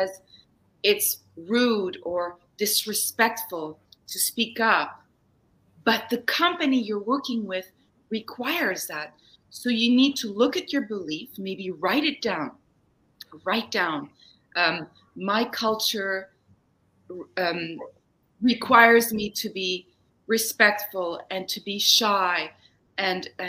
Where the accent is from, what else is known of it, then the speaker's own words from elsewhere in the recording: Germany; now in Canada; I grew up in Germany, so I didn't grow up in Canada